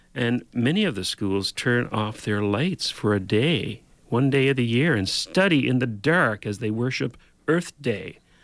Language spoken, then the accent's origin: English; Newfoundland and Labrador, Canada; now in Ontario, Canada; I grew up in Newfoundland